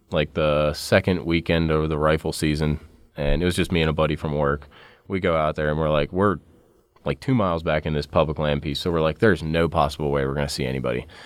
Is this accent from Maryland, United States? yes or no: yes; Maryland, United States; moved away; also born or lived in Pennsylvania; I grew up in Maryland, and the hunting laws are a little bit better in there, better there.